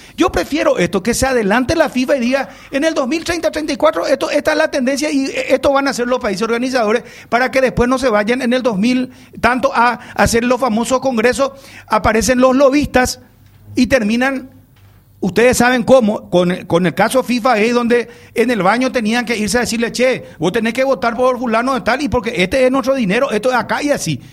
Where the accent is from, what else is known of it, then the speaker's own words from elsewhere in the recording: Paraguay; yo me siento orgulloso como paraguayo